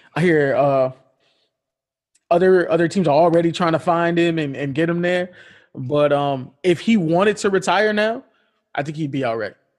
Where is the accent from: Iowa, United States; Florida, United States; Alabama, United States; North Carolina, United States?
Florida, United States; Miami; my hometown team, the Miami Heat